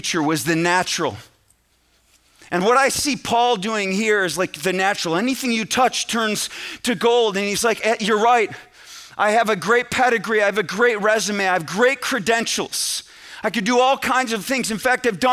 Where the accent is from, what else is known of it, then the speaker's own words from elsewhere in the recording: central New York, United States; I grew up in New York, central New York, but that's 6 hours from New York City